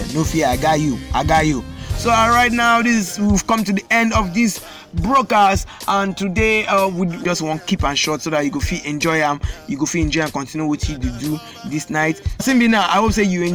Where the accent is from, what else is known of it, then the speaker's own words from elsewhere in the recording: Nigeria; being a Nigerian